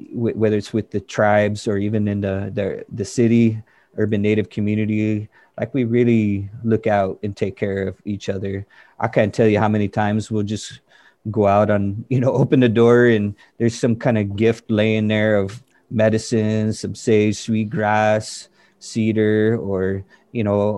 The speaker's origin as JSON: {"language": "English", "area": "Standing Rock Sioux Reservation", "region": "North Dakota", "country": "United States", "moved": "yes", "lives_now": "Seattle, United States", "said": "I'm Hunkpapa Lakota from Standing Rock, but live in Seattle"}